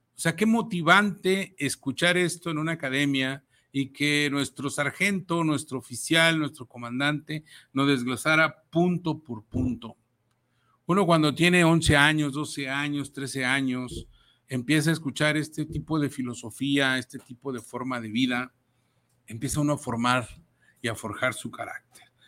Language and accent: Spanish; Jalisco, Mexico; la zona Jalisco es mi, es mi cuna, es donde yo nací